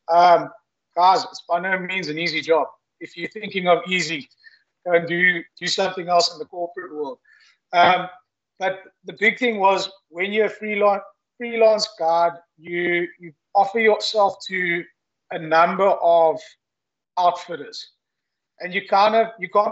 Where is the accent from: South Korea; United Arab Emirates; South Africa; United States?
South Africa; Eastern Cape; Growing up in the Eastern Cape, avid houndsman, hunting bush pig with my father and uncle